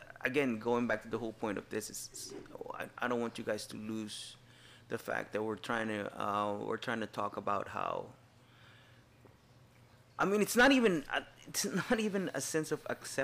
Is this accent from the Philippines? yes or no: yes; Philippines; as a Filipino